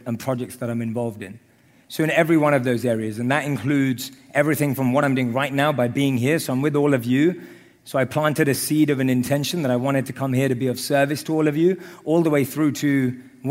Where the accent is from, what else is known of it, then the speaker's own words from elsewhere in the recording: London, United Kingdom; I grew up in London.